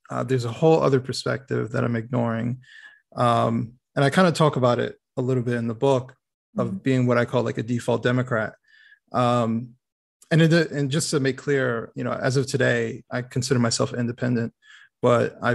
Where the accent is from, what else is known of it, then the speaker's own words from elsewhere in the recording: Detroit, Michigan, United States; born there; So um, I was born in Detroit. Um, kind of moved all over the place throughout the country.